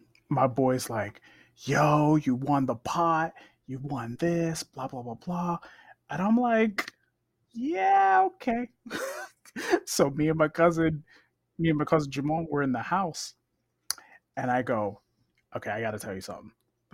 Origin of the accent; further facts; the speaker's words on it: New York, United States; Growing up in New York, growing up in the Village